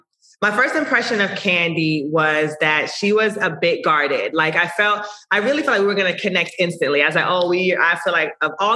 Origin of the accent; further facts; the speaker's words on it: Jamaica; I'm Jamaican